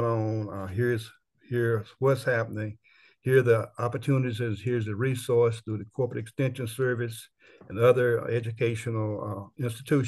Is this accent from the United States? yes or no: yes; Bladen County, North Carolina, United States; also born or lived in Washington, District of Columbia, United States / Cary, North Carolina; now in Durham, United States; I was born in Bladen County